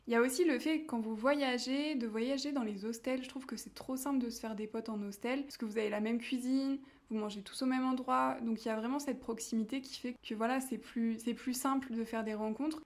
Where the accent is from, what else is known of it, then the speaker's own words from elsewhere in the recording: France; moved away as an adult; also born or lived in Los Angeles / Mexico; ça fait un an que je suis partie de France